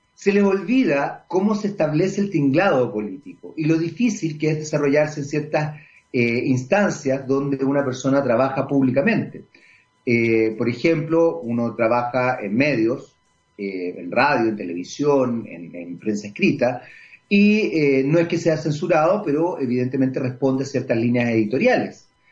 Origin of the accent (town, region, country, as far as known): Chile